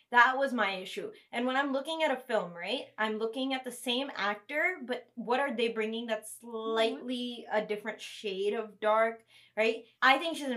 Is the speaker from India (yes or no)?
no; Kuwait; also born or lived in London, United Kingdom; now in United States; I'm from Kuwait